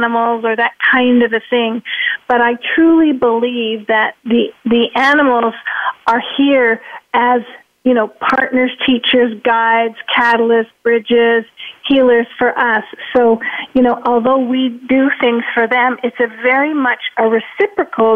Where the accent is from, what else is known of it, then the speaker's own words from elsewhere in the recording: Toronto, Ontario, Canada; now in Arizona, United States; I'm from Toronto, but I now live in Arizona